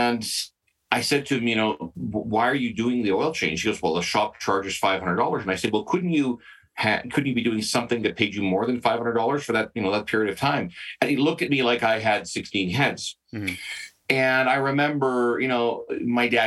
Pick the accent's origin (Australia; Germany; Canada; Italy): Canada; Southern British Columbia; growing up in Southern BC